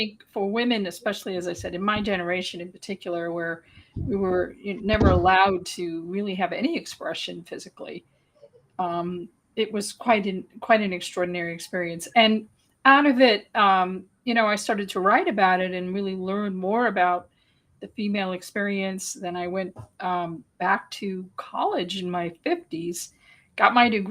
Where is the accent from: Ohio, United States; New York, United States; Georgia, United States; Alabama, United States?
New York, United States; New York City; I grew up on the Lower East Side of Manhattan in the early 1960s